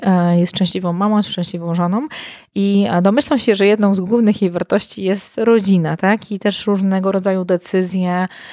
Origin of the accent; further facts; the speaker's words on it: Warsaw, Masovian Voivodeship, Poland; moved away as an adult; now in Masuria, Poland; z Warszawy, dużego miasta, w którym się urodziłam, w którym się wychowałam